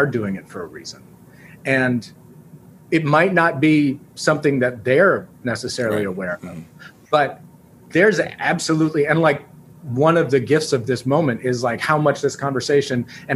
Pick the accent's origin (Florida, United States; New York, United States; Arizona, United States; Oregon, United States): New York, United States; I grew up in New York in a place with a lot of people